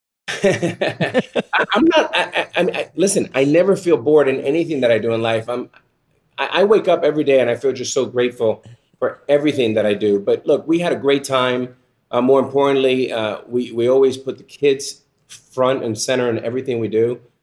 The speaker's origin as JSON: {"language": "English", "town": "Miami", "region": "Florida", "country": "United States", "tie": "born or raised there", "said": "the Boys and Girls Club, where I entered as a nine-year-old boy here in Miami"}